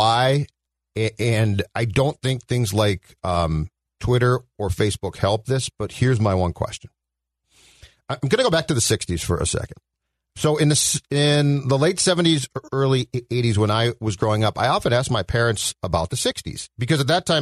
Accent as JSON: {"language": "English", "town": "Minnetonka", "region": "Minnesota", "country": "United States", "tie": "born or raised there", "said": "I grew up in Minnetonka"}